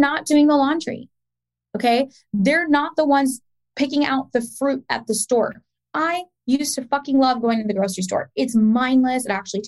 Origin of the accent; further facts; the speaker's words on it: Pakistan; I'm Pakistani